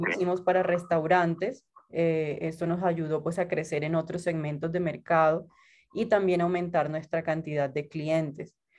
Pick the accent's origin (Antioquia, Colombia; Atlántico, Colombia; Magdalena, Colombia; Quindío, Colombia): Magdalena, Colombia; Santa Marta; moved away as an adult; now in Bogotá, Colombia; yo soy de Santa Marta, de la costa de Colombia